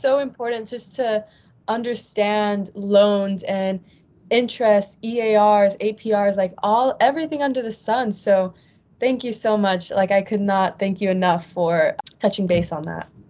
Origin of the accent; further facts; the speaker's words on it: San Fernando Valley, California, United States; I'm from the San Fernando Valley